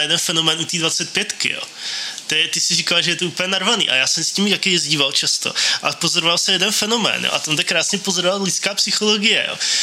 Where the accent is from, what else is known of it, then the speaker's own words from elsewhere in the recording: České Budějovice, South Bohemian Region, Czechia; now in Brno, Czechia; já jsem náplava z Českých Budějovic